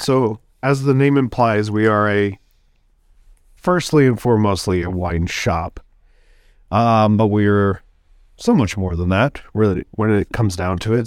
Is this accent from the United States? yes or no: yes; Sacramento, California, United States; also born or lived in Bloomington, Indiana; now in Milwaukee, United States; I'm originally from California. I'll just say that real quick. Sacramento